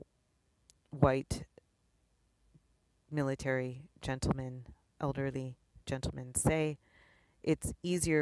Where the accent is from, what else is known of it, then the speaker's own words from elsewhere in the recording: East Coast, United States; now in Honolulu, United States; I am from the East Coast